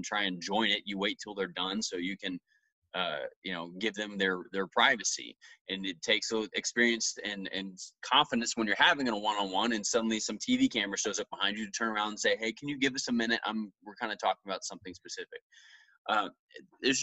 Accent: Dallas, Texas, United States; moved away as an adult; also born or lived in Longview, Washington / Chicago; I'm from Dallas, Texas.

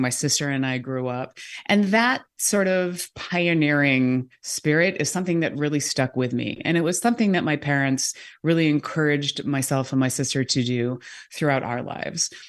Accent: California, United States; moved away as an adult; also born or lived in New York; now in Seattle, United States; I grew up in California

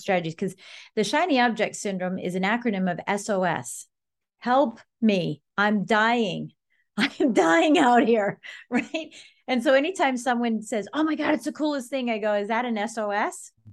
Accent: Colorado, United States; now in Northern Virginia, United States; I'm from Colorado, and duplexes and fourplexes are the norm.

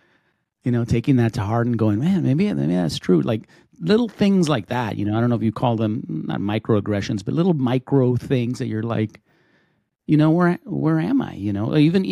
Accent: El Paso, Texas, United States; I grew up in El Paso

